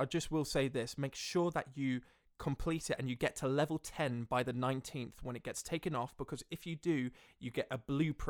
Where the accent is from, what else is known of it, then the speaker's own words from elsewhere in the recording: Melbourne, Victoria, Australia; I actually did grow up in Australia. I grew up in Melbourne.